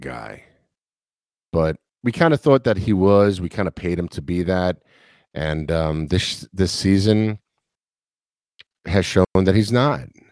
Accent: New York, United States; now in the South, United States; I'm from New York. I live in the South now

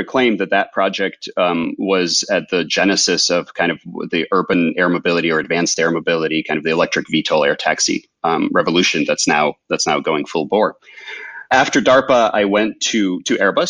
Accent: Ukraine; moved away; I grew up in Ukraine, in the former USSR.

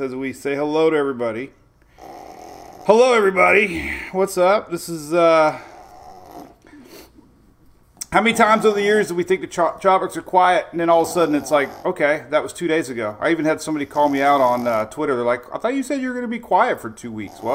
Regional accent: Oldsmar, Florida, United States; my hometown here in Oldsmar

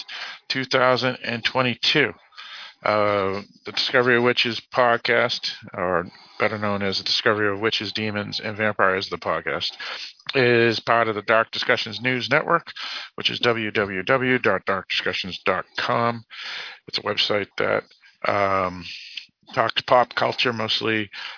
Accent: United States; in the United States, where I'm from

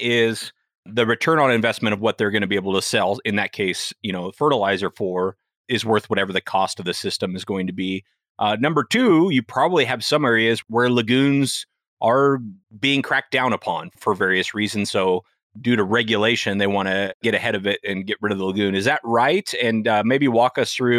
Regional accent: California, United States; now in Idaho, United States; I'm in Idaho. I'm from California.

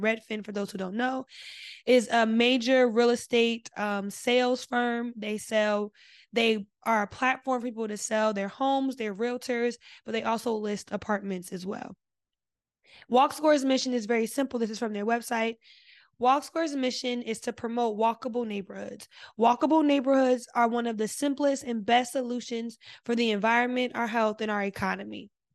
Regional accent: New Jersey, United States; I'm from Jersey

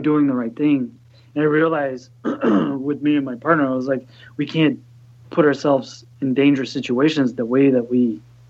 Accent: Texas, United States; now in Chicago, United States; where I grew up in Texas

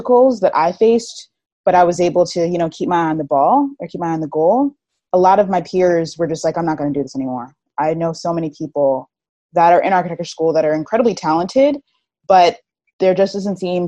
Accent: Long Island, New York, United States; also born or lived in Harlem, New York City; now in New York City, United States; I'm from Long Island, New York, and I live currently in Harlem, New York City

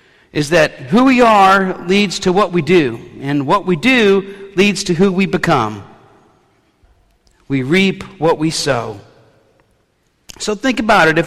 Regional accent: New Orleans, Louisiana, United States; a city kid growing up in New Orleans

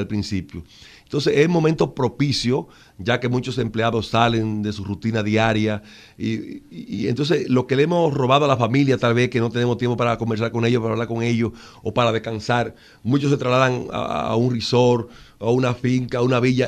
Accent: Monte Plata, Dominican Republic; yo me crié que eh, en Monteplata, en un paraje de Monteplata

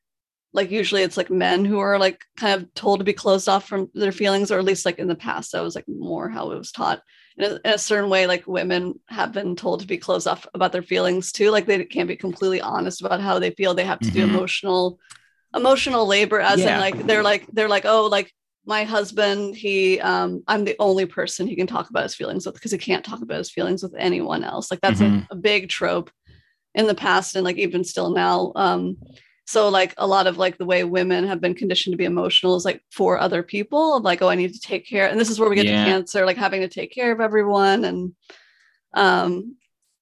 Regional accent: the South, United States; I was raised in the South

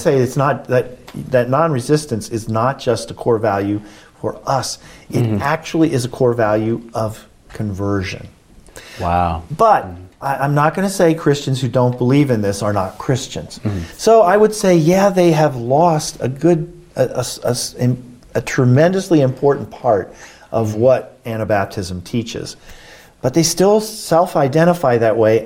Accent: United States; I'm an American

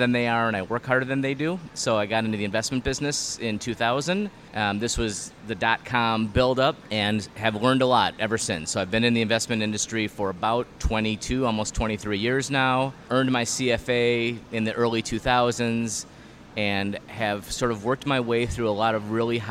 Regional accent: Hopkins, Minnesota, United States; Born and raised in Hopkins

